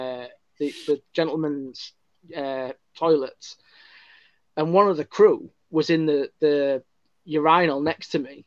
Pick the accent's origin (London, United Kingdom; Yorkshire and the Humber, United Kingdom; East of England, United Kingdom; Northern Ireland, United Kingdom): Yorkshire and the Humber, United Kingdom; Hull; accent: Hull; my Hull accent